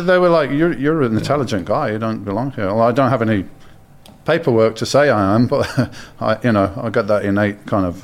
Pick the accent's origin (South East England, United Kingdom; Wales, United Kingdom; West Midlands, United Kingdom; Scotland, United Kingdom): West Midlands, United Kingdom; Birmingham; I'm from Birmingham.